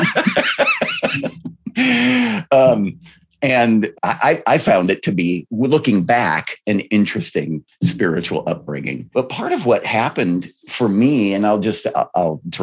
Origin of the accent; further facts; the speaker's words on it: Aberdeen, South Dakota, United States; I grew up in the Dakotas